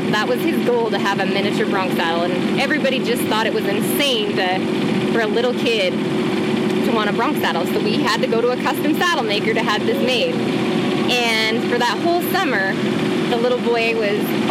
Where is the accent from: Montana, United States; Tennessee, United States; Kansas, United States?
Montana, United States; Born and raised in Montana, my grandparents ranched south of Whitehall in Waterloo, Montana